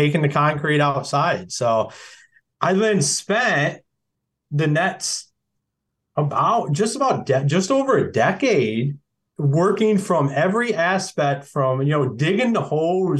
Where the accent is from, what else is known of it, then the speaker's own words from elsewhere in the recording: Akron, Ohio, United States; moved away as an adult; also born or lived in Michigan; I'm originally from Akron, Ohio. So we got a hospital there